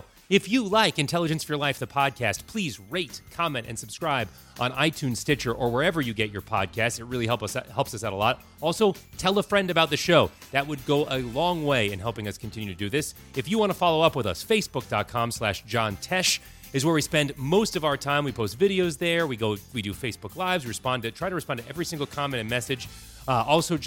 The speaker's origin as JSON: {"language": "English", "town": "Los Angeles", "region": "California", "country": "United States", "tie": "born or raised there", "said": "I grew up in Los Angeles, and there's a good population of Orthodox Jews"}